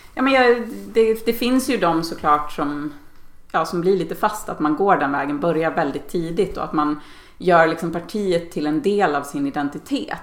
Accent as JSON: {"language": "Swedish", "region": "Dalarna County", "country": "Sweden", "tie": "born or raised there", "said": "Jag är uppväxt i Dalarna och, och bor där igen på min barndomsö."}